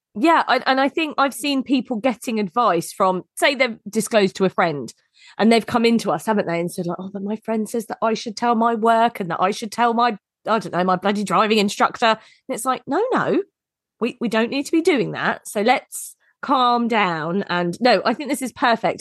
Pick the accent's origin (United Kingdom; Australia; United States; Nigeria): United Kingdom; we're very British